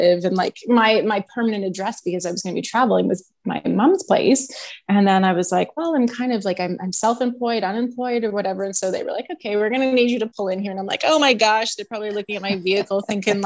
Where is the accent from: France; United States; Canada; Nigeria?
Canada; Edmonton, Alberta; moved away as an adult; also born or lived in Kamloops, British Columbia; I am born and raised in Edmonton